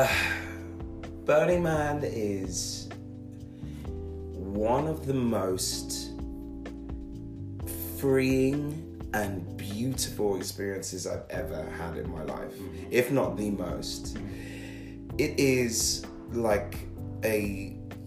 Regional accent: London, United Kingdom; I'm from a place called Catford in Lewisham. That's a borough of London.

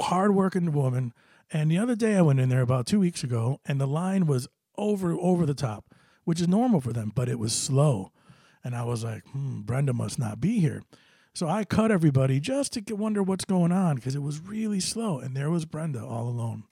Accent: New Britain, Connecticut, United States; New Britain, my hometown

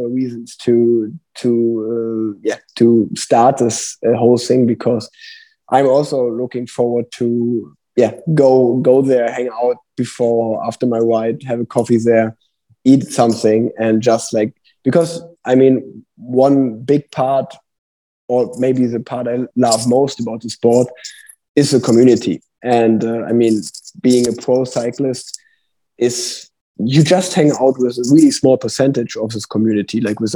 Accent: Cologne, North Rhine-Westphalia, Germany; first language German; English is a second language; Cologne, my hometown

